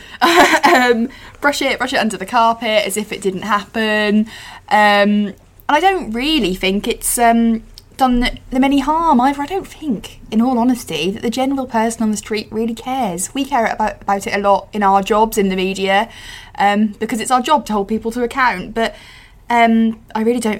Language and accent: English; East of England, United Kingdom; I'm from Norfolk. We've got Sandringham in Norfolk.